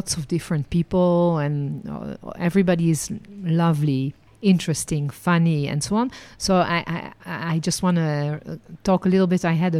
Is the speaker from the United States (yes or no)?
no; Netherlands; also born or lived in France; now in Israel; I was born in Holland, then lived and worked as a licensed tour guide in France, and ended my journey living and working in Israel.